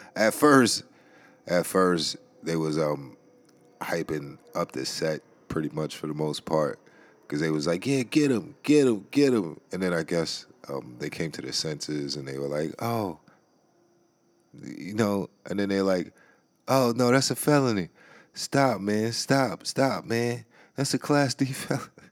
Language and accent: English; New York City, New York, United States; now in Maryland, United States; B X is my hometown. I always got love for the B X.